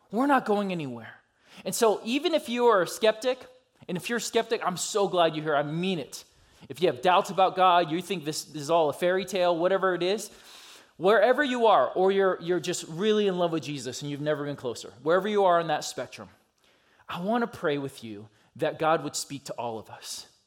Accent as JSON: {"language": "English", "region": "California", "country": "United States", "tie": "born or raised there", "also_born_or_lived": "Georgia", "lives_now": "Minneapolis, United States", "said": "I grew up in California and Georgia, and I just kind of rep which one ever"}